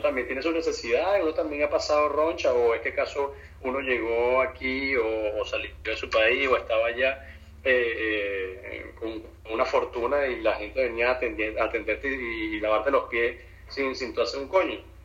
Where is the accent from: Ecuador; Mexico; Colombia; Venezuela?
Venezuela; now in Florida, United States; nuestra idiosincrasia y, como el venezolano es chistoso